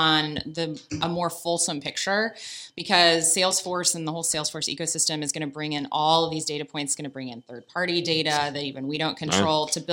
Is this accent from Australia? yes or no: yes; Australia